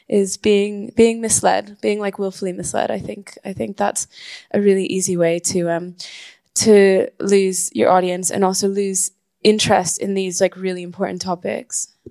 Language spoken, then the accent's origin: English; Caracas, Capital District, Venezuela; moved away as an adult; now in United Kingdom; I was born and raised in Venezuela, which is where I'm from. I moved to the UK when I was 18 to study